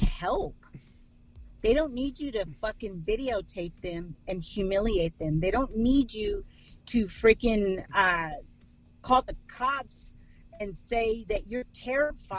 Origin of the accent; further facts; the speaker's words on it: Texas, United States; just because I'm from Texas, I don't sound like that.